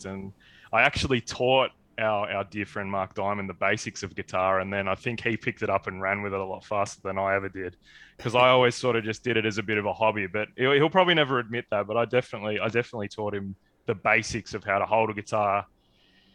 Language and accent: English; Castle Hill, New South Wales, Australia; growing up in Castle Hill